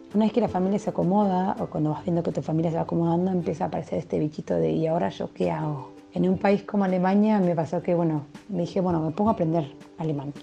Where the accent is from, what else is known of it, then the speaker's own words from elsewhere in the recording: Argentina; moved away as an adult; now in Berlin, Germany; somos los dos argentinos